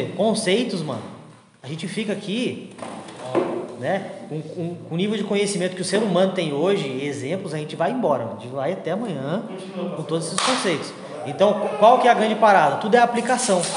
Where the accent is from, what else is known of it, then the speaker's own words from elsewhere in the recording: Argentina; Portuguese is a second language; Mas quando eu volto para a Argentina, eu não volto em brasileirado. Eu ainda sou argentino, eu tenho os meus costumes argentinos, porque é a minha cultura.